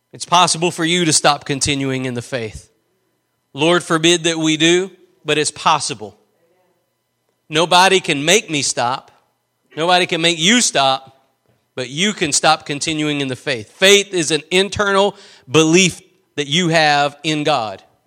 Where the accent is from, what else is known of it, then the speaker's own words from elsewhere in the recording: East Texas, United States; I'm just from East Texas.